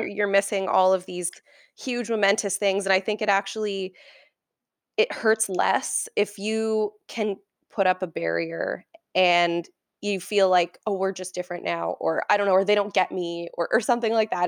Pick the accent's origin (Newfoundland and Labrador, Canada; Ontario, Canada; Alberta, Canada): Ontario, Canada; Oakville; also born or lived in Toronto; grew up in Oakville for the m, most of my life.